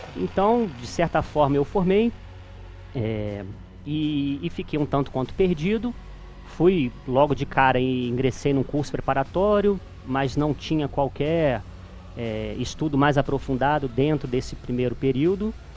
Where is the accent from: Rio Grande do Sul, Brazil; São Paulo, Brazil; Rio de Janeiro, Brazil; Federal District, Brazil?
Rio de Janeiro, Brazil; Petrópolis; Voltei para minha terra natal, que é Petrópolis